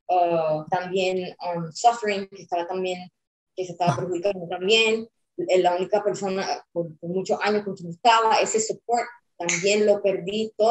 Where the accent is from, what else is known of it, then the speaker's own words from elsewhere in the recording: Puerto Rico; now in United States; yo me vine de Puerto Rico sola, con literalmente solamente clothes on my back